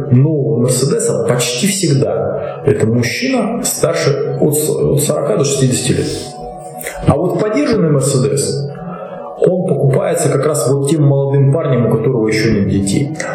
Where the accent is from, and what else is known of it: Russia